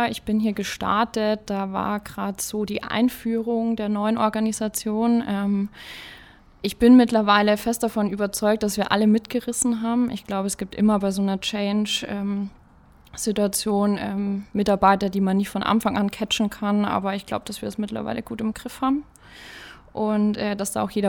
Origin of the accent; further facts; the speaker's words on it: Münchsmünster, Bavaria, Germany; Ja, ich komme aus Münzmünster. Äh, für die, die das kennen, das ist 20 Kilometer von hier.